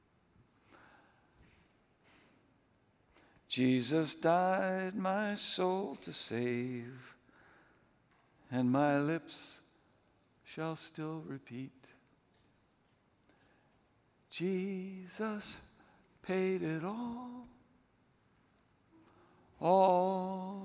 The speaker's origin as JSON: {"language": "English", "region": "New England", "country": "United States", "tie": "born or raised there", "moved": "yes", "said": "when I was growing up in New England, I never got out of New England"}